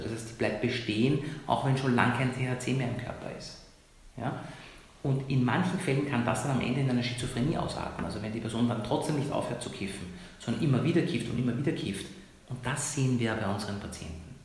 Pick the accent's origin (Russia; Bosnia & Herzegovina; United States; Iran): Iran; moved away; Länder, wo ich herkomme, ich komme aus Iran